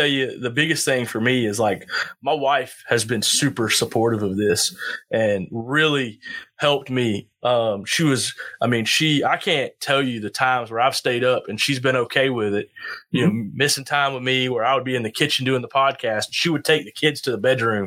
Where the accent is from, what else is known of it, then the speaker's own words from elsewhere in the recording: the South, United States; growing up in the South